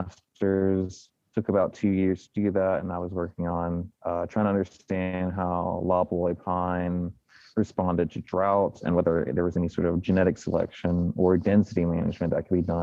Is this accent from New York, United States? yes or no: no; Louisiana, United States; moved away; I'm actually from Louisiana